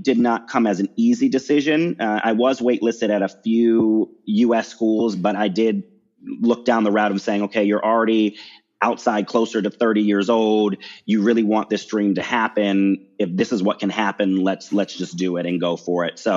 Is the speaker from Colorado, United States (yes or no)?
no; Baltimore, Maryland, United States; I'm from Maryland, the Maryland, Baltimore area. That's where I grew up.